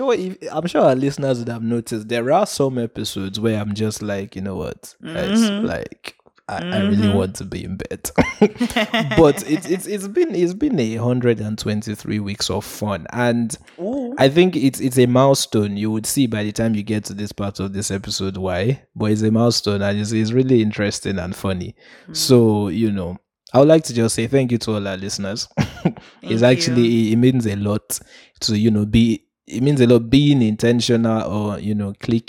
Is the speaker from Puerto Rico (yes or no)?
yes; Puerto Rico; I remember growing up in Puerto Rico, they used to say ….